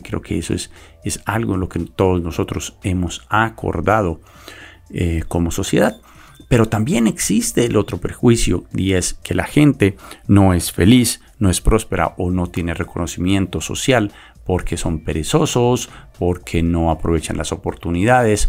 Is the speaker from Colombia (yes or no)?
yes; Colombia; ignoramos como colombianos